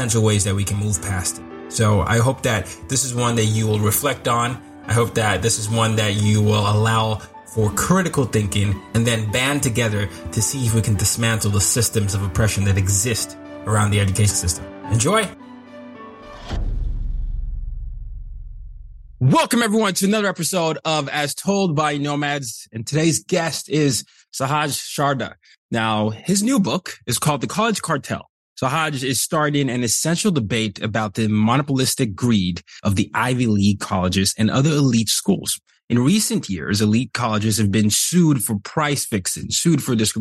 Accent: Nigeria; moved away; I'm from Nigeria.

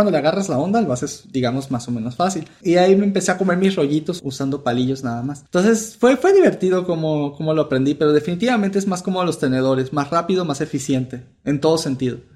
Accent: Venezuela; also born or lived in Mexico; now in United States; yo, su servidor, soy un venezolano que vivió la mitad de su vida en México y que ahora se encuentra en Estados Unidos.

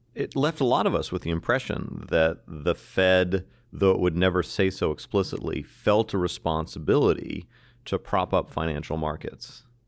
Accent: United States; an American

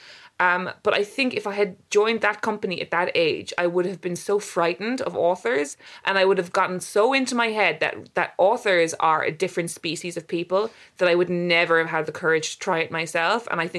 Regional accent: Cork, Munster, Ireland; moved away as an adult; also born or lived in London; I grew up in Cork and then I went to university in Cork

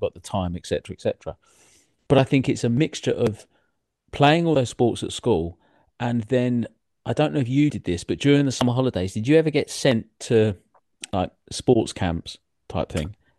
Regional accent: England, United Kingdom; I grew up outside of London

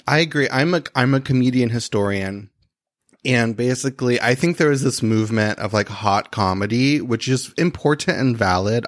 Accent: Christian County, Kentucky, United States; I grew up in a place called Christian County

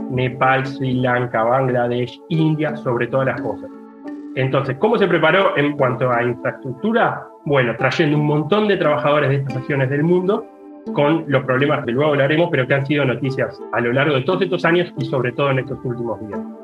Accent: Uruguay; moved away; en Uruguay, de donde vengo

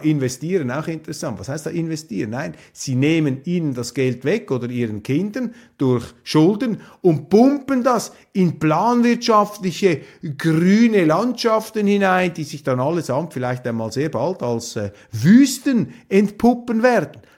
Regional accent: Switzerland; als äh, Schweizer

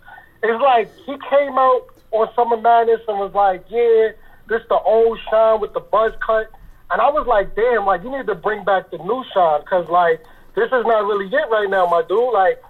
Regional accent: Harlem, New York, United States; Why you have to throw out I'm from Harlem?

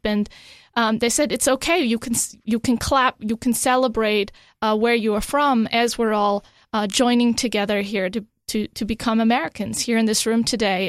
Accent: Germany; also born or lived in Europe; now in United States; even though I was born in Germany, they didn't have birthright citizenship at the time. So I was born Italian. I didn't speak Italian

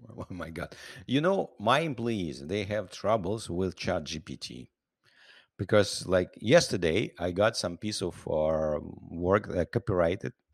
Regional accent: Siberia, Russia; also born or lived in Ukraine / New York, United States; now in United States; I was born in Russia, in Siberia. I'm a Ukrainian citizen.

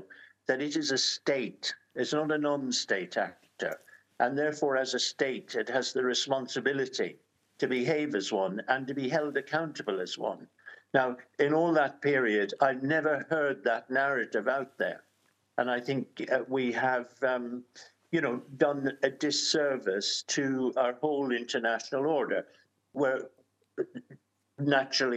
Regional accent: Ireland; As an Irishman

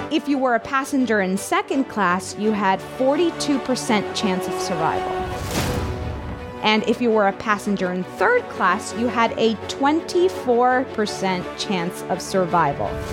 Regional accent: Miami, Florida, United States; I'm from Miami

